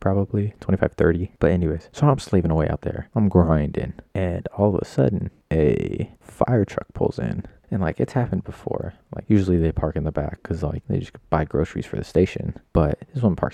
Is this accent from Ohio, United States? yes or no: no; Nevada, United States; moved away; I grew up in Nevada. I don't live there anymore.